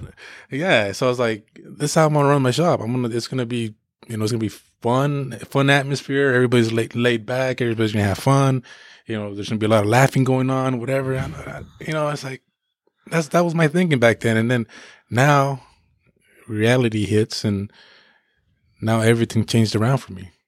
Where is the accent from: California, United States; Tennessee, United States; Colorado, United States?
California, United States; Paso Robles; poor Mexican growing up in Paso